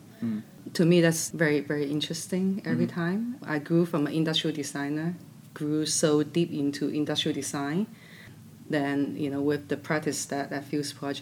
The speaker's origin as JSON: {"language": "English", "country": "China", "moved": "as an adult", "lives_now": "United States", "said": "I'm from China, I'm Chinese"}